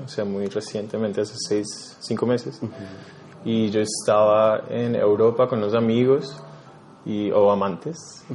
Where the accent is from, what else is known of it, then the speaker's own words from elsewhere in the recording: Bogotá, Colombia; also born or lived in New York; soy un artista neoyorquino, pero crecí acá en Colombia, en Bogotá